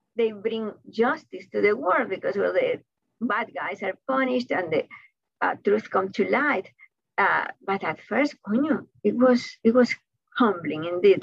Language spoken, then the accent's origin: English; Havana, Cuba; first language Spanish; English is a second language; moved away as an adult; now in United States; I was born in Havana, Cuba, and I think that being Cuban informs all my writing